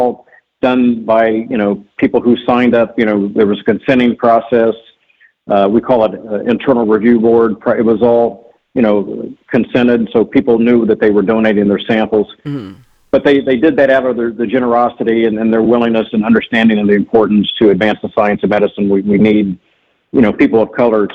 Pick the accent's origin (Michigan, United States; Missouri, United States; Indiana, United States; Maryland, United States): Indiana, United States; New Castle; now in Shaker Heights, United States; growing up in Central Indiana